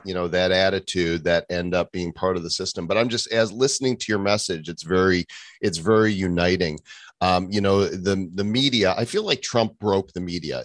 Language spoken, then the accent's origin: English; Northbrook, Illinois, United States; I grew up in Northbrook